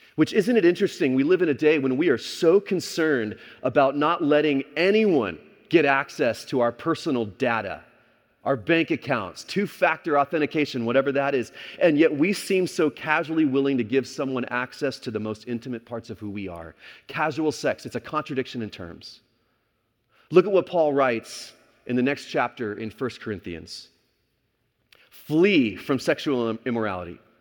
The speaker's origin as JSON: {"language": "English", "region": "Texas", "country": "United States", "tie": "born or raised there", "also_born_or_lived": "California", "moved": "as an adult", "said": "growing up in Texas"}